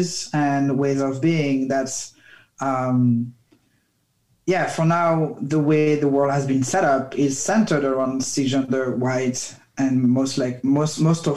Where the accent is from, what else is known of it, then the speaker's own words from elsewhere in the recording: France; moved away; I grew up in France